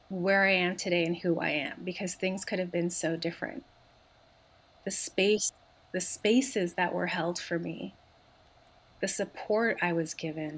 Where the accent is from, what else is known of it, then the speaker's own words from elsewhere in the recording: Montreal, Quebec, Canada; I grew up in Montreal